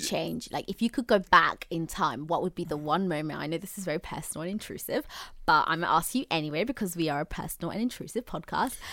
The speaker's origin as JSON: {"language": "English", "region": "Zanzibar", "country": "Tanzania", "said": "I'm from Zanzibar, like, I know my language, I know my people in a way"}